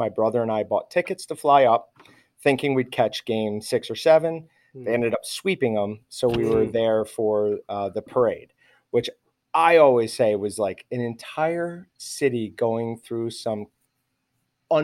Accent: New York, United States; And when I grew up in New York, I was upstate New York. So we had the Adirondack Mountains.

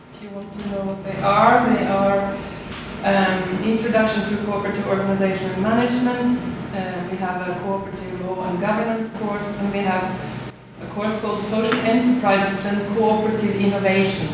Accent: Norway; accent: Norwegian; now in Australia; as you can hear from my accent, I'm Norwegian

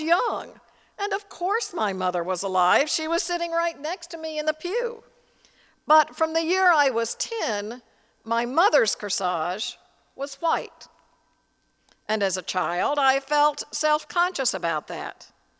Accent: Tennessee, United States; In the church I grew up in Tennessee

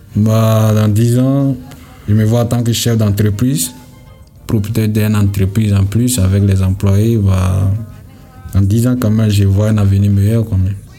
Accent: Côte d’Ivoire; Je viens de la Côte d'Ivoire

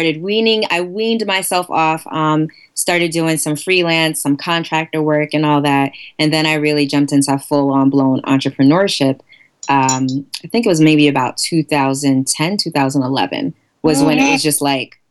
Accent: New York City, New York, United States; I'm actually from Queens, Queens, New York. Born and bred

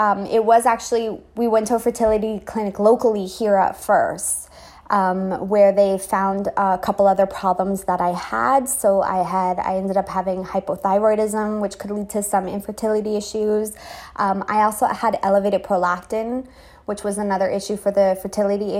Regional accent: Canada; moved away as an adult; also born or lived in Trinidad; now in Trinidad and Tobago; I'm Canadian

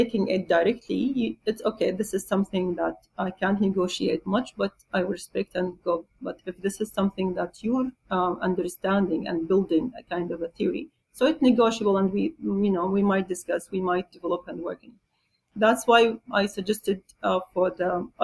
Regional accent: Jordan; now in Qatar; I'm originally from Jordan

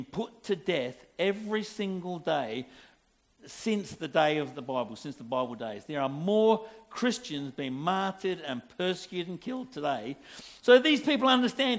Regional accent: England, United Kingdom; I'm English.

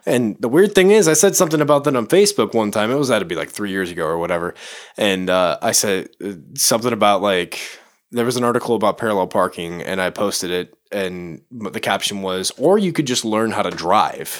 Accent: Chicago, Illinois, United States; moved away; I'm from Chicago

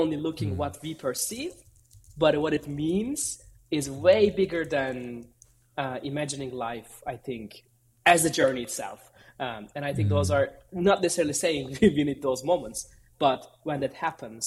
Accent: Istanbul, Turkey; I'm originally from Istanbul, Turkey

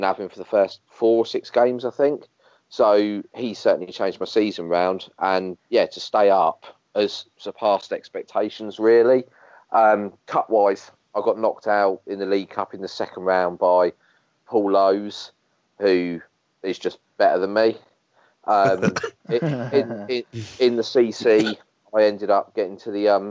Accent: Dover, South East England, United Kingdom; I was born in Dover.

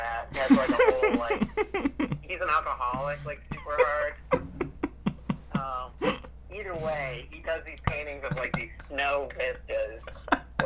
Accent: Virginia, United States; moved away; I'm from Virginia, and there, if it snows, everything shuts down

